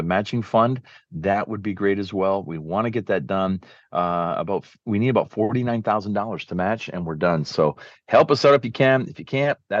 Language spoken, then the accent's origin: English; Canada; from Canada